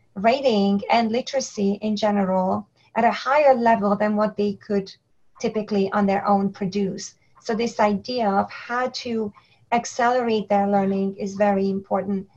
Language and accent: English; Hungary; English is a second language; moved away as an adult; also born or lived in New York City, United States; now in United States; I was born and raised in Hungary